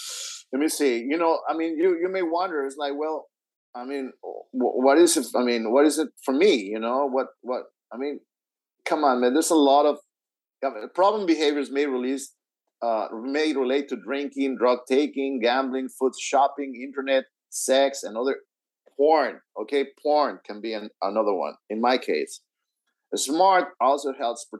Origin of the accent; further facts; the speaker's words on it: Houston, Texas, United States; My hometown of Houston